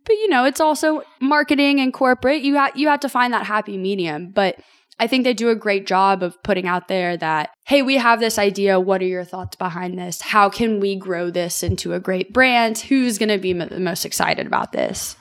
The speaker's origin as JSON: {"language": "English", "town": "Franklin", "region": "Tennessee", "country": "United States", "tie": "born or raised there", "said": "born and raised in Franklin, Tennessee"}